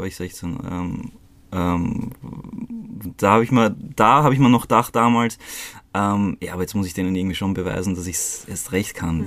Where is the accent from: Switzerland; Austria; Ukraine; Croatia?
Croatia; moved away; Also ich bin in Kroatien geboren und ähm, voll zu einer ziemlich uncoolen Zeit damals, ähm, also während dem Balkankrieg